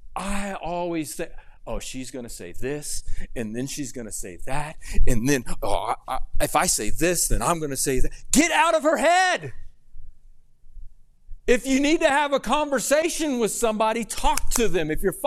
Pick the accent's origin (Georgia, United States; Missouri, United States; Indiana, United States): Missouri, United States; So I grew up in Missouri.